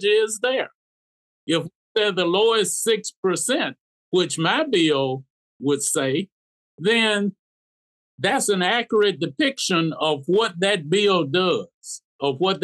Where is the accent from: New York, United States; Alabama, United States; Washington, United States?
Alabama, United States; Black Belt; I'm from the Black Belt. I represent a poverty-stricken area